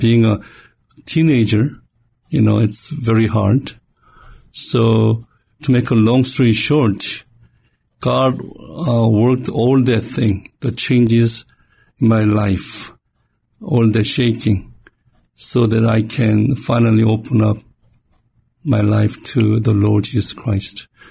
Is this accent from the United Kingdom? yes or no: no; South Korea; moved away; I was born and raised in Korea